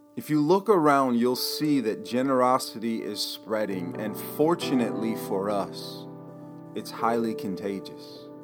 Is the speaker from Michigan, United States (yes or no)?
yes; Michigan, United States; my home state here in Michigan